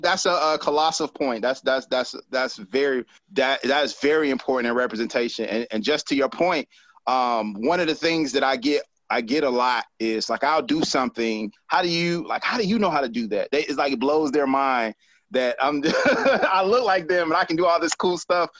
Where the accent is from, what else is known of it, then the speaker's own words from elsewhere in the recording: Decatur, Georgia, United States; Decatur, Georgia, um, is is where I spent the majority of my life